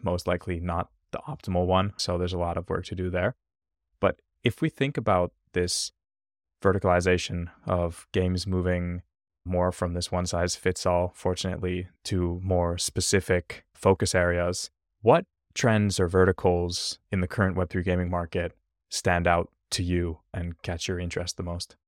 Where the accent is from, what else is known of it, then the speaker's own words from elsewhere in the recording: Finland; I'm originally from Finland